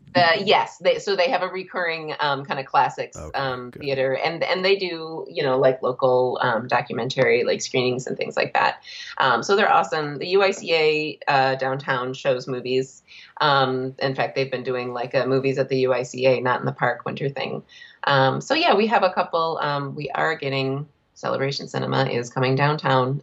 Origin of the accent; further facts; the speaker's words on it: Big Rapids, Michigan, United States; I grew up in a small town. I grew up in Big Rapids